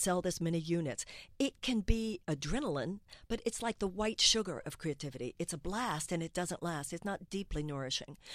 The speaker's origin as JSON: {"language": "English", "country": "United States", "said": "as an American"}